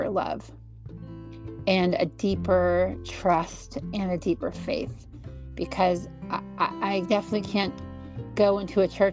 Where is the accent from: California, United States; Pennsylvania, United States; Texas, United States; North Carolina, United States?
California, United States; moved away; if I were to drive from my hometown down to like Los Angeles, because California is so long